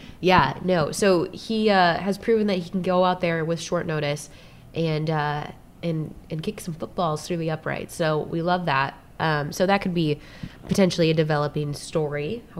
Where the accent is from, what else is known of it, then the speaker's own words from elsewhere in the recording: Detroit, Michigan, United States; I'm literally from Detroit.